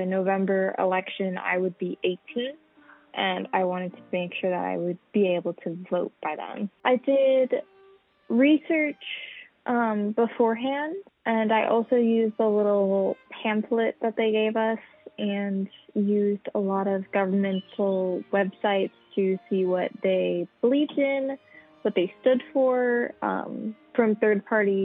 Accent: Arizona, United States; I was born and raised in Arizona.

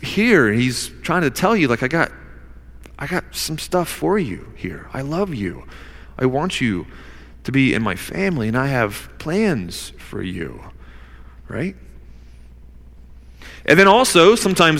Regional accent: Newnan, Georgia, United States; I was born in Noonan, Georgia

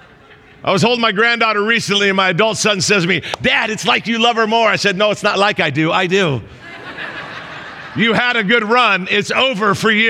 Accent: Southern California, United States; I'm from Southern California

